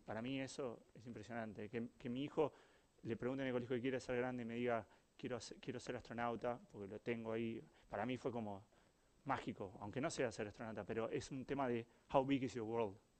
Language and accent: Spanish; Uruguay; soy Uruguay